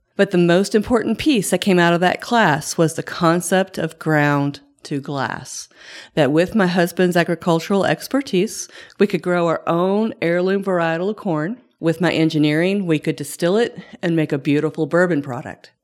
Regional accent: Shelby County, Kentucky, United States; I grew up um, in Shelby County, uh, we had thirty acres

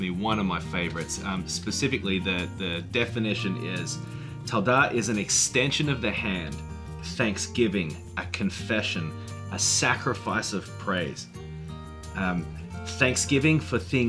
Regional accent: Australia; moved away as an adult; now in Nashville, United States; I'm from Australia, and I moved to the United States in 1998

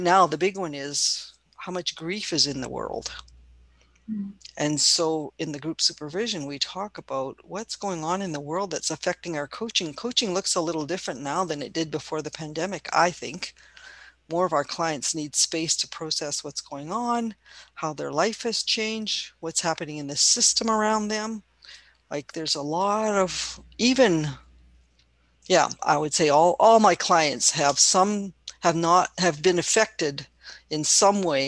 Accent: Canada; I'm Chinese Canadian

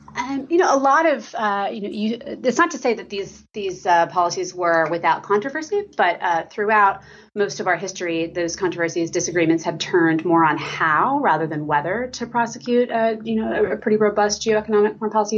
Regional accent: Lawton, Oklahoma, United States; I am from uh, Lawton, Oklahoma

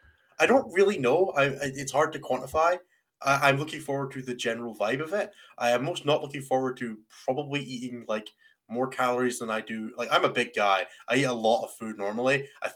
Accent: Scotland, United Kingdom; I'm not American. I'm Scottish.

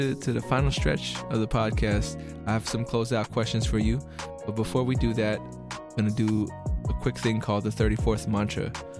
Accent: Philippines; you know, I'm Filipino, so like I don't know if you know too much about our culture

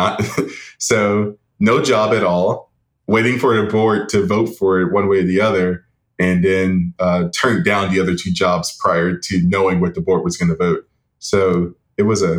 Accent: Jackson, Tennessee, United States; now in Wichita, United States; I'm from Jackson, Tennessee.

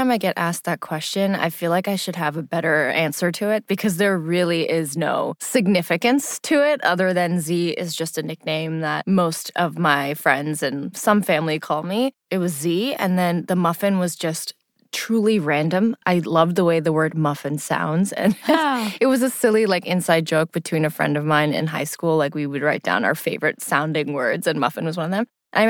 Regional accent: New York, United States; also born or lived in Lahore, Pakistan; So I was born in Lahore and I moved to the States when I was 5 to New York, Long Island specifically. But I moved back to Pakistan when I was 11 for a year and a half, about, just to do some schooling there.

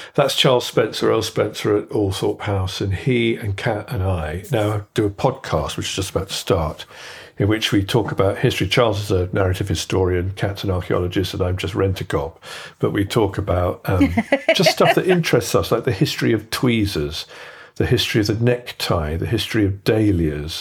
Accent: Kettering, East Midlands, United Kingdom; moved away; also born or lived in London; I was a gay runaway to London in 1980. So was Jimmy. I was from Kettering

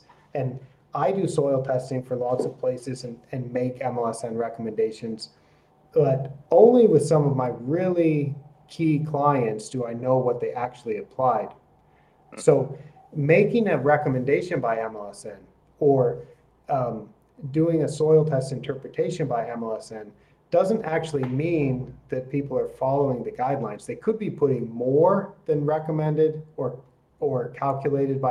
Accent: Oregon, United States; moved away; also born or lived in Japan; I'm from Oregon, which is a wonderful POA region

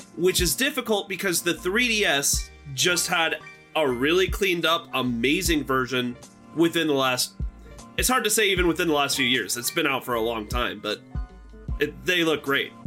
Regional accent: Nebraska, United States; My home state of Nebraska.

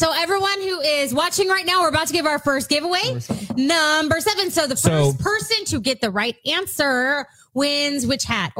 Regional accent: Texas, United States; I've got cousins, like all my cousins live in Missouri for the most part. So, and we grew up in Texas.

